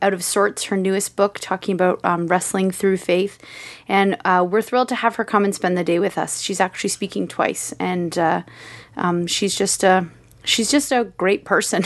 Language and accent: English; Kitchener, Ontario, Canada; I'm from K W.